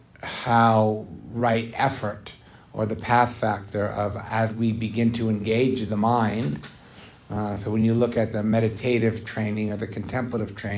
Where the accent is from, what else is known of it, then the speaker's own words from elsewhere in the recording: United States; a lot of us growing up in America